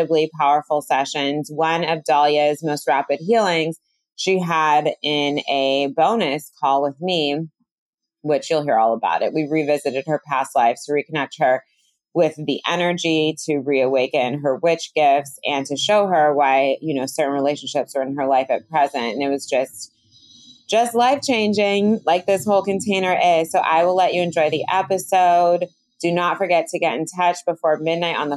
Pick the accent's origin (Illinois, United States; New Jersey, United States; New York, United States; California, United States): California, United States; Bay Area; I'm from the Bay Area